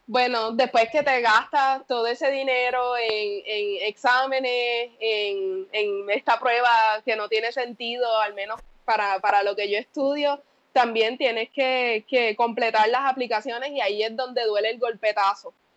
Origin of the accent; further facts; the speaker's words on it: Yauco, Puerto Rico; moved away; also born or lived in Ponce, Puerto Rico / Mayagüez, Puerto Rico; Nací en Ponce, soy de Yauco